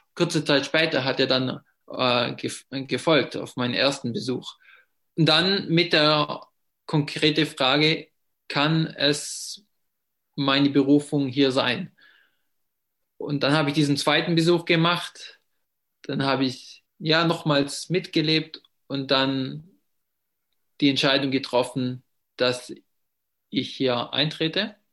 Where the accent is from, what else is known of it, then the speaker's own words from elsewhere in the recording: Ravensburg, Baden-Württemberg, Germany; first language German; bin ich Muttersprache Deutsch und ich komme aus Ravensburg, das in der Nähe vom Bodensee ist